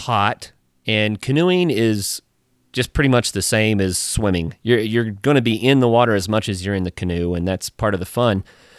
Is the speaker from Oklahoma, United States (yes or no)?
yes; Tahlequah, Oklahoma, United States; I grew up in Tahlequah, Oklahoma, and Tahlequah is situated on the Illinois River, which is a scenic waterway in Oklahoma